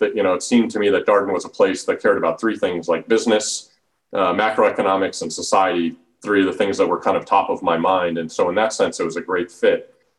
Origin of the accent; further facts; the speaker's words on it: Denver, Colorado, United States; moved away as an adult; also born or lived in Washington, D.C. / Charlottesville, Virginia; I grew up in Denver, Colorado